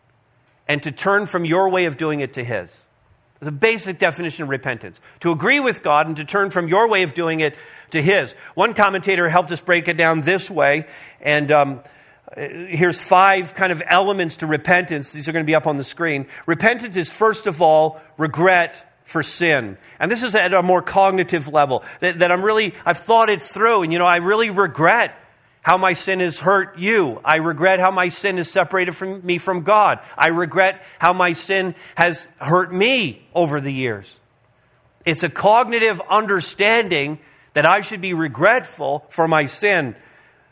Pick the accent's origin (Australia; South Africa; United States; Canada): Canada; Montreal, Quebec; moved away; We all grew up in Montreal North together, all within a few blocks of one another.